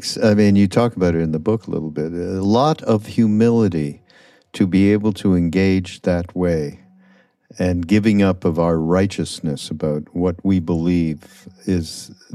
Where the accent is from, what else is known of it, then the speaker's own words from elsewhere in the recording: Canada; I'm from Canada.